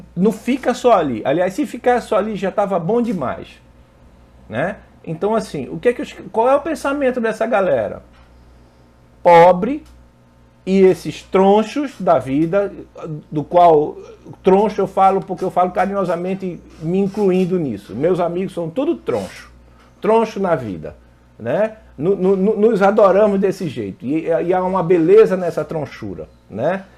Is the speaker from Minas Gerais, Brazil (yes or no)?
no; Pernambuco, Brazil; moved away as an adult; now in Rio de Janeiro, Brazil; eu sou pernambucano, Natara é pernambucano, não sei se vocês sabem, nós somos pernambucanos, moramos aqui no Rio, mas somos pernambucanos